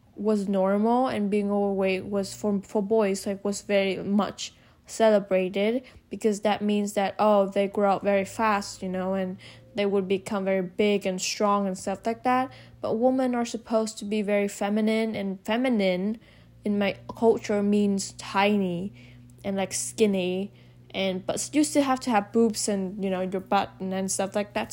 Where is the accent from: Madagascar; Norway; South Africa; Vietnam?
Vietnam; Hanoi; moved away as an adult; now in United States; I was born and raised in Vietnam.